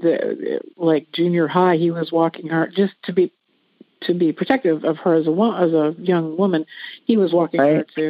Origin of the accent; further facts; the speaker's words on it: Lancaster, Ohio, United States; moved away; I'm supposed to move back to my hometown to be close to mom